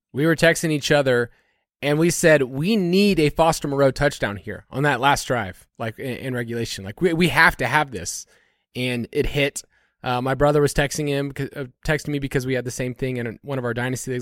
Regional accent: United States; being an American

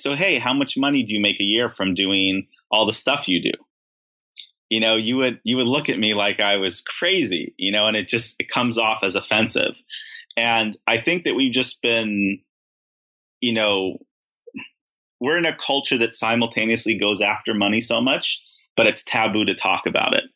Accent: Beverly Hills, California, United States; I grew up in Beverly Hills.

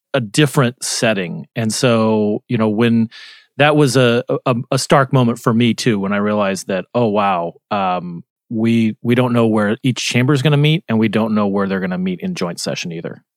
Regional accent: Arizona, United States; moved away; I was in my home state of Arizona

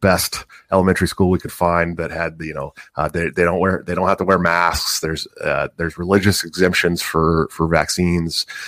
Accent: Oakland, California, United States; I'm from, I'm from Oakland, California

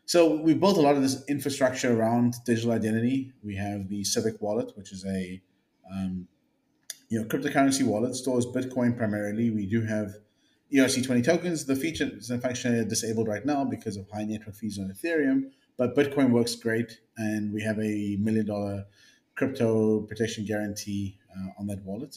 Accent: South Africa; moved away as an adult; also born or lived in Bay Area, California; now in California, United States; I'm a South African born entrepreneur

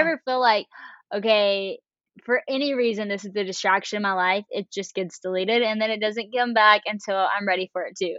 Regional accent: West Monroe, Louisiana, United States; I am from Louisiana, this small town called West Monroe

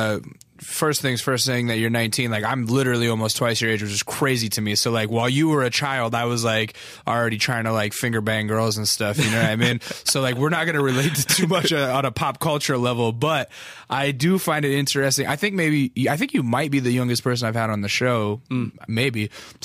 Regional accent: Alaska, United States; accent: Southern; also born or lived in Texas; I was born in Texas because of the Air Force, and then we moved to Alaska because of the Air Force. And so when I moved to Alaska, I was like about 5, and I had a thick, like Southern accent

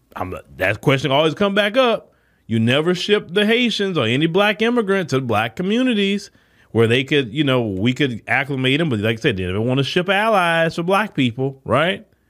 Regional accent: United States; we were born here.

